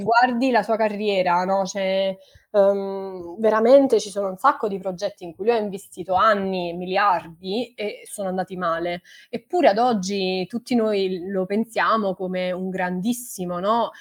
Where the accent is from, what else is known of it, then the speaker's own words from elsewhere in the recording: Naples, Campania, Italy; moved away as an adult; now in London, United Kingdom; io vengo da Napoli